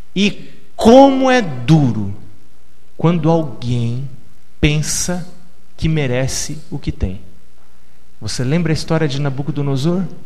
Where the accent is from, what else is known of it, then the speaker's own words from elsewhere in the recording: São Paulo, Brazil; moved away; also born or lived in Campo Limpo, São Paulo / Florianópolis; eu me criei no Capão Redondo